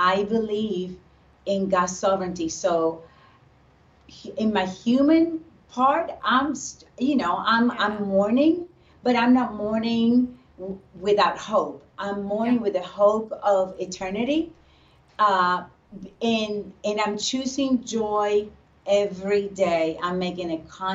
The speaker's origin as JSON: {"language": "English", "country": "Puerto Rico", "tie": "born or raised there", "said": "I grew up in Puerto Rico"}